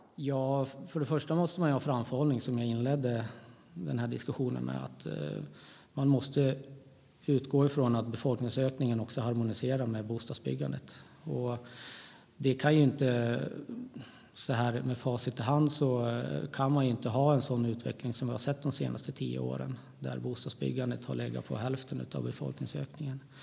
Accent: Gävle, Gävleborg County, Sweden; jag kommer från Gävle. Mm. Så jag bor fortfarande kvar i Gävle.

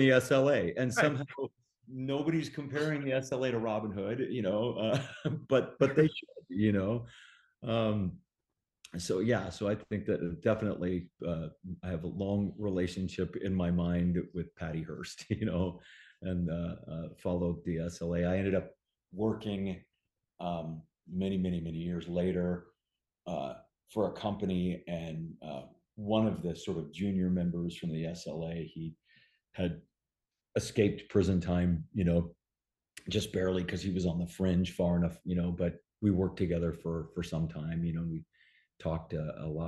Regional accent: Bay Area, California, United States; growing up in the Bay Area

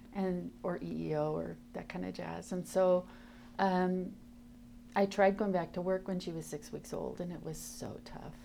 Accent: Tacoma, Washington, United States; I grew up in Tacoma, Washington

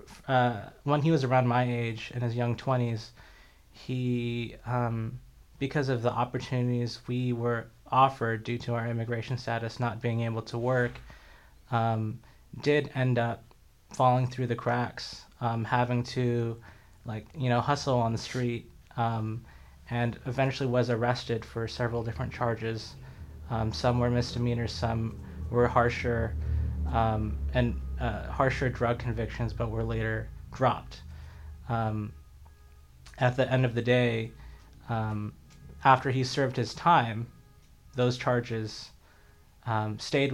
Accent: United States; the environment we grew up in the United States

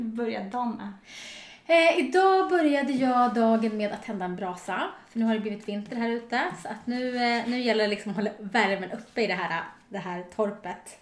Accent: Storvreta, Uppsala County, Sweden; moved away; also born or lived in Stockholm; jag kommer från ett litet samhälle som heter Storvreta utanför Uppsala

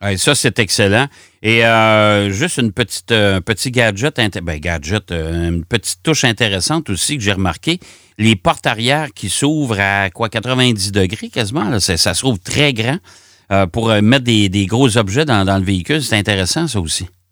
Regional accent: Quebec, Canada; chez nous au Québec

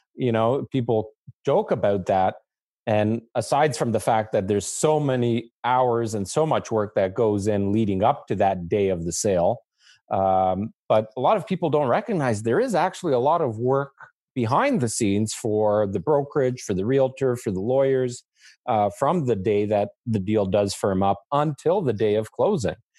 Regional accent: Canada; as a Canadian

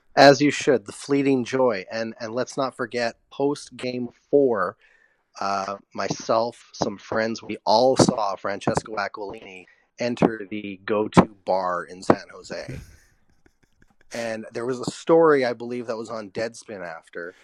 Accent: Vancouver, British Columbia, Canada; moved away as an adult; now in Los Angeles, United States; I grew up in East Vancouver. I grew up near the Coliseum.

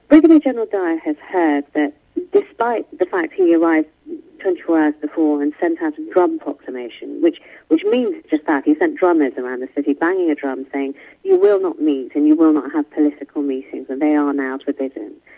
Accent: United Kingdom; I'm born and brought up in Great Britain, but my parents were from India

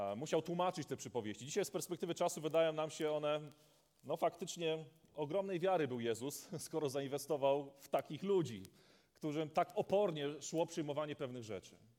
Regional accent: Polish coast, Poland; now in Wodzisław Śląski, Poland; Ja pochodzę z nadmorza

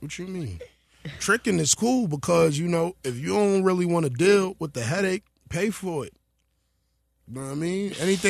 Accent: East Coast, United States; as a kid growing up on the East Coast

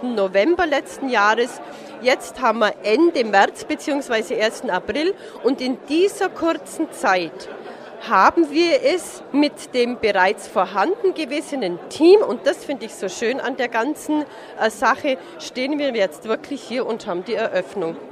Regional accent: Forggensee, between Forggensee and Hohenschwangau, Bavaria, Germany; now in Marktoberdorf, Germany; Im Prinzip bin ich am Forkensee aufgewachsen zwischen Forkensee und Hohenschwangau

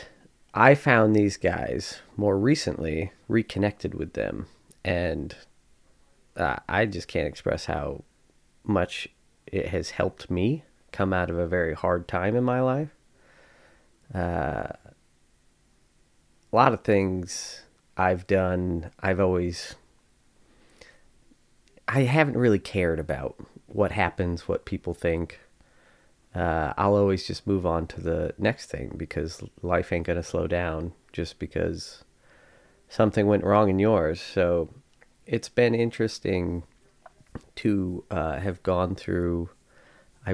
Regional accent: Spencer, New York, United States; I grew up in Spencer, New York, which is a tiny little farm town

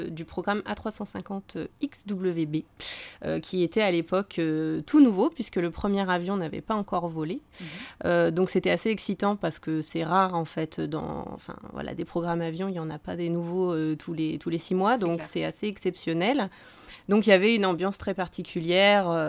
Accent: Annecy, Auvergne-Rhône-Alpes, France; born there; euh, non, je suis née à Annecy. Voilà, donc après j'ai pas mal bougé en France, à l'étranger.

